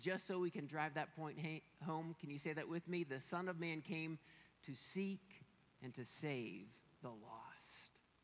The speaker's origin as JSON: {"language": "English", "region": "Pennsylvania", "country": "United States", "moved": "yes", "lives_now": "Colorado, United States", "said": "we are from Pennsylvania where the mountains aren't quite so big"}